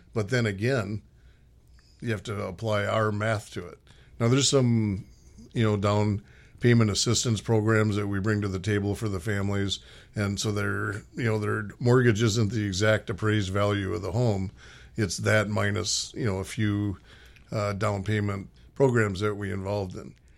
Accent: Minneapolis, Minnesota, United States; moved away as an adult; also born or lived in West Coast; I grew up in Minnesota, played high school hockey

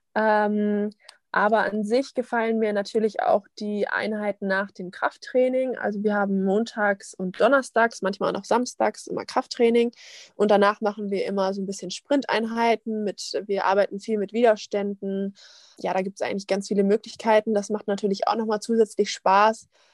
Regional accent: Wiesbaden, Hesse, Germany; now in Essen, Germany; ich komme ja aus Wiesbaden

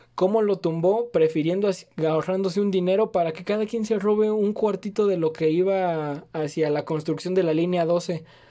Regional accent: Mexico; viven en mi país

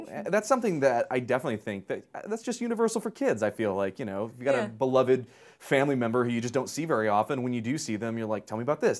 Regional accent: Tehran, Tehran Province, Iran; the things that are very specific to growing up in Tehran in the 70s and 80s.

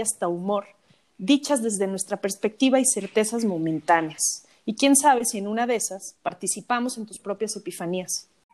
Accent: Mexico; siendo mexicana, habiendo visto los altares toda mi vida

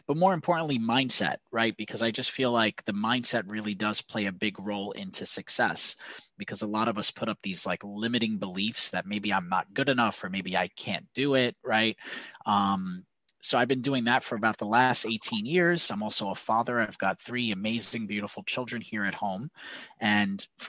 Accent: New York, United States; accent: New York; I'm from New York. You can probably tell from my accent

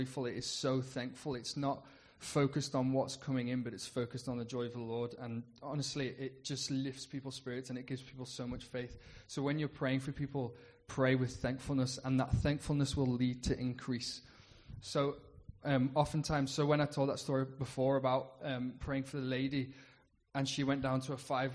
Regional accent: United Kingdom; as a Brit going into an American culture, it was a culture shock.

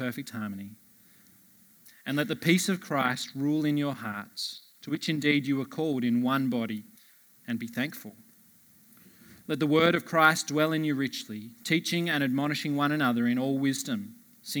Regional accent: Blue Mountains, New South Wales, Australia; moved away; Catherine, my wife, and I, we're originally from the Blue Mountains.

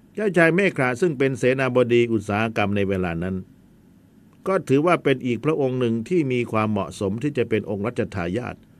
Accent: Thailand

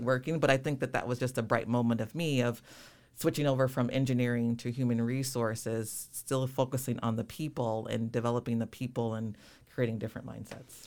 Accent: Rockford, Illinois, United States; born and raised Rockford, Illinois

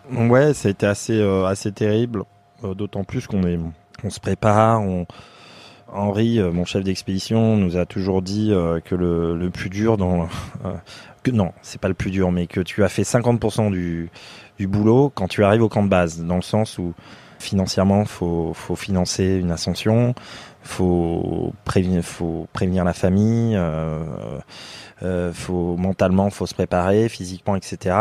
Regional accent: Limousin, Nouvelle-Aquitaine, France; moved away as an adult; now in Singapore; je viens du, de, de France, du Limousin. Je suis un fils d'agriculteur

